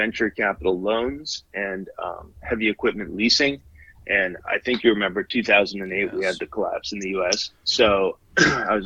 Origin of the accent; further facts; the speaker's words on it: San Francisco, California, United States; also born or lived in Japan; I was grew up, born and raised in San Francisco, California